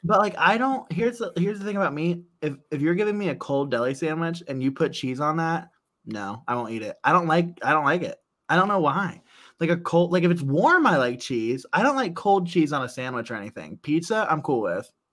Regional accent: Central Ohio, United States; we're from Central Ohio

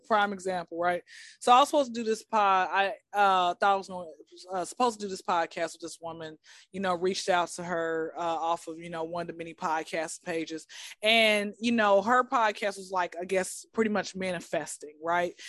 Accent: Atlanta, Georgia, United States; born and raised in Atlanta

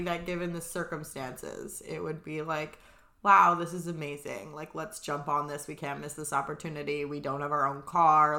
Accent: Vancouver Island, British Columbia, Canada; so we're obviously from Vancouver Island.

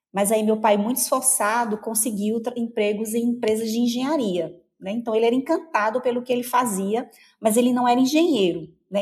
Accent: Cubati, Paraíba, Brazil; Nasci numa cidade bem pequena, fui criada numa cidade bem pequena chamada Cubati

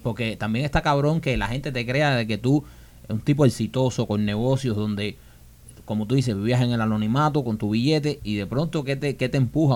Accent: Cuba; moved away; nosotros somos eh, dos cubanos

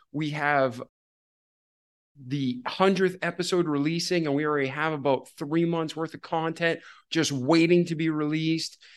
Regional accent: Massachusetts, United States; I was born in Massachusetts

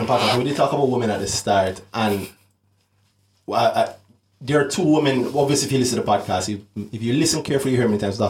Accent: Kingston, Jamaica; I'm from Kingston

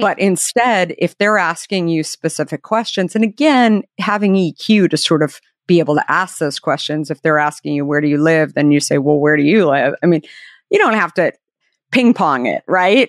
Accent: Arizona, United States; I grew up in Arizona

